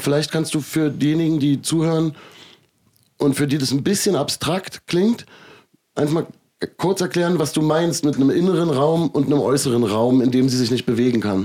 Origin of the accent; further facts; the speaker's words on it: Germany; Ich bin ja in Deutschland aufgewachsen